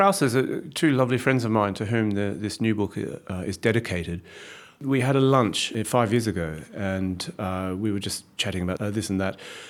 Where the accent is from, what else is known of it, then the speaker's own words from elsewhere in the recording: Australia; that thing about being Australian comes up. And you just sort of think, wow, that's a way of you lazily categorising me with a shorthand that unfortunately people recognise. People will just go, well, of course an Australian would say that or do that or yeah. So I feel comfortably Australian